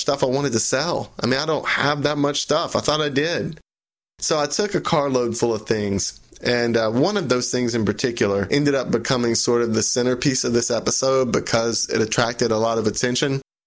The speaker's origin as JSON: {"language": "English", "town": "Sarepta", "region": "Louisiana", "country": "United States", "tie": "born or raised there", "moved": "yes", "said": "my hometown of Sarepta, Louisiana"}